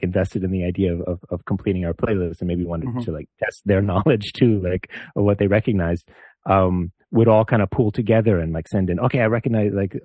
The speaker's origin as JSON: {"language": "English", "country": "Canada", "said": "we're from Canada"}